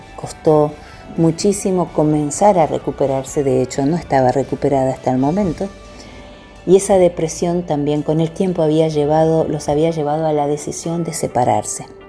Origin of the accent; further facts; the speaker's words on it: Argentina; also born or lived in Buenos Aires; Yo soy de Argentina, vivo en Buenos Aires, así que la mayor parte de mi ministerio se desarrolla en mi país